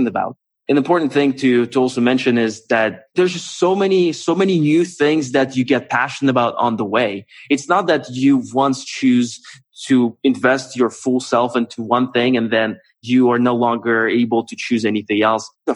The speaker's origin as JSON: {"language": "English", "region": "Moscow", "country": "Russia", "tie": "born or raised there", "also_born_or_lived": "United States / California", "moved": "as an adult", "said": "I grew up in Moscow"}